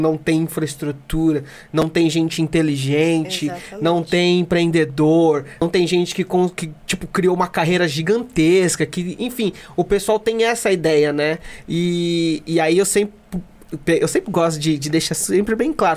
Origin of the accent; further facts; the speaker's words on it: Mogi das Cruzes, São Paulo, Brazil; eu sou de Jundiapeba